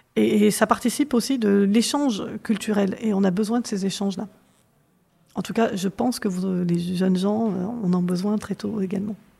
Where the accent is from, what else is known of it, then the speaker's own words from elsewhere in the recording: Corrèze, Nouvelle-Aquitaine, France; moved away; quand j'ai grandi en Corrèze